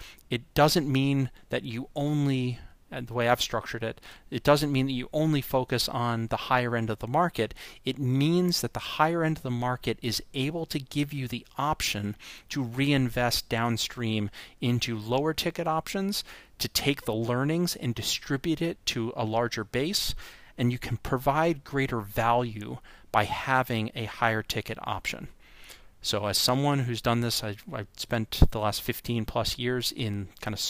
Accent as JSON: {"language": "English", "area": "North Shore of Long Island", "region": "New York", "country": "United States", "tie": "born or raised there", "said": "I grew up in on the North Shore of Long Island"}